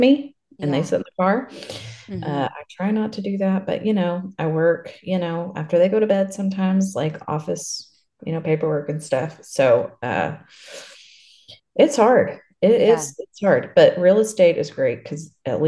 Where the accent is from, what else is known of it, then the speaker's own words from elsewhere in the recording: Lubbock, Texas, United States; I'm from Lubbock